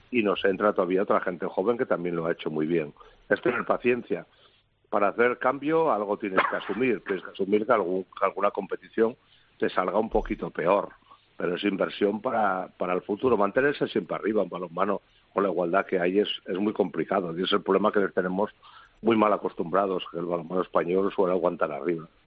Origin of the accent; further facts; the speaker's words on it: Spain; creo que a nosotros nos interesa más hacer el seguimiento como españoles de qué pasa por más abajo